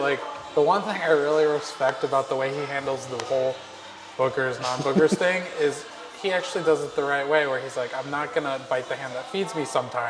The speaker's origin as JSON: {"language": "English", "region": "Minnesota", "country": "United States", "tie": "born or raised there", "moved": "yes", "lives_now": "Jacksonville, United States", "said": "I grew up in Minnesota where they hunted all the time."}